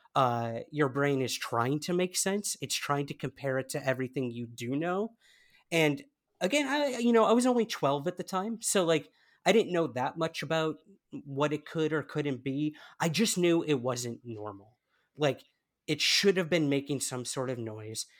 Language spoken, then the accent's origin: English; United States; moved away as an adult; now in United Kingdom; can't tell by my accent, I am from the United States. And uh, I recently moved to the UK